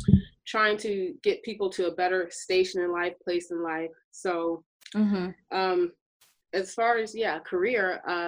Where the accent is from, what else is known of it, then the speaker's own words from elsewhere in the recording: Philadelphia, Pennsylvania, United States; moved away as an adult; now in Austin, United States; I'm originally from Philadelphia, Pennsylvania. I've lived in Austin, Texas for most of my adult life.